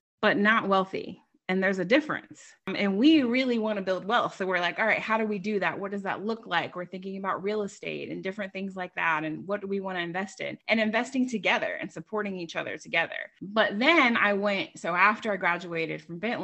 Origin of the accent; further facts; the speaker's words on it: Long Island, New York, United States; now in Wilmington, United States; I grew up in Long Island, New York.